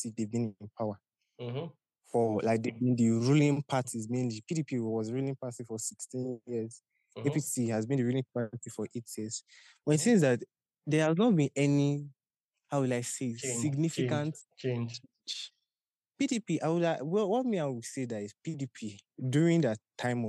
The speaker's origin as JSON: {"language": "English", "country": "Nigeria", "said": "any average Nigerian."}